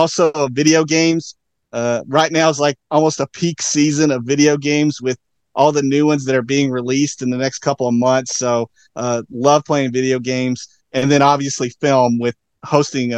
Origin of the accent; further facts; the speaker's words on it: Tennessee, United States; moved away as an adult; also born or lived in Seattle / Kansas City; I'm originally from Tennessee. That's where I grew up, born and raised.